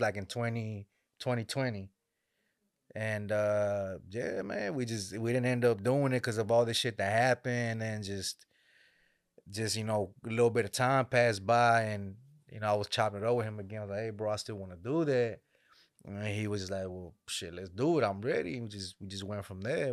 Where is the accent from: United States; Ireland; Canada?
United States; Dallas, Texas; raised in Dallas, Texas